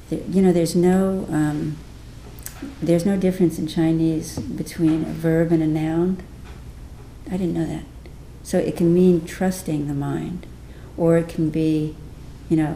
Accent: India; we go, we're from India, we do linear thinking, right?

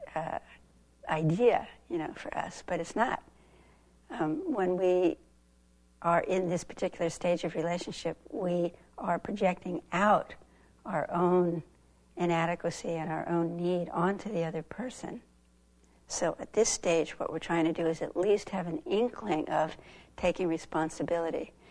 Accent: Southern California, United States; moved away; I grew up in Southern California

